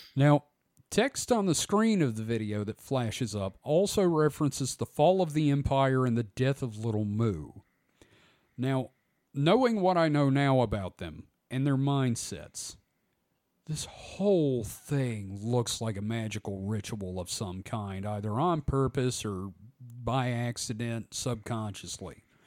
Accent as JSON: {"language": "English", "country": "United States", "said": "being an American"}